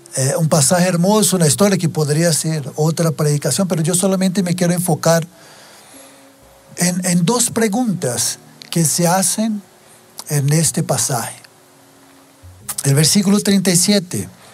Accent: Brazil; Spanish is a second language; moved away as an adult; yo soy brasileño para tal vez aquellos que no sepan, eh, aunque ya llevo mm, más de 20 años que vivo fuera

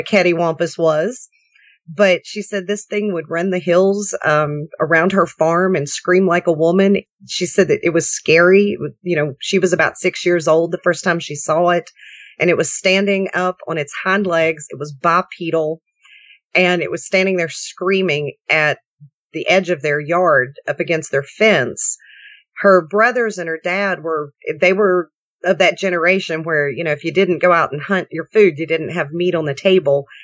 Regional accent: West Virginia, United States; now in Kentucky, United States; I grew up in West Virginia

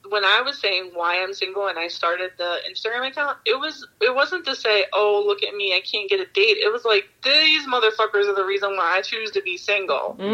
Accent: Baltimore, Maryland, United States; Yeah, no, I'm from Baltimore.

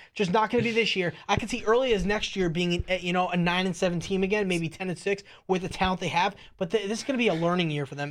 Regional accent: New Jersey, United States; I grew up in Jersey

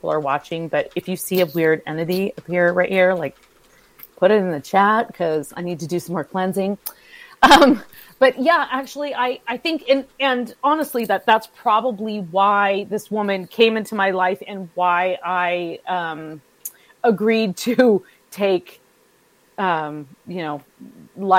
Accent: California, United States; now in Midwest, United States; I grew up in California. We didn't have sump pumps until I moved to the Midwest

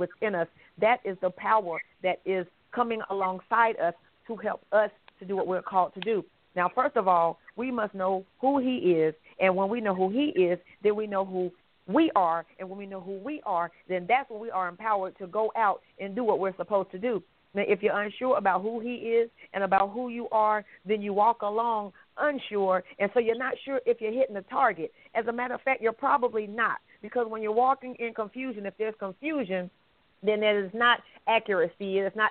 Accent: Anderson, South Carolina, United States; I am from Anderson, South Carolina

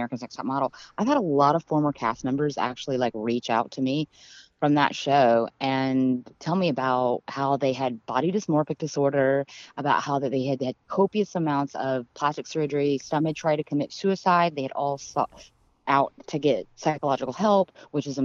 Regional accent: Tampa, Florida, United States; now in Fort Lauderdale, United States; my hometown and then also where I live now.

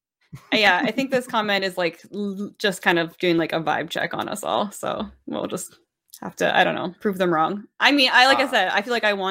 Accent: Canada; As a Canadian

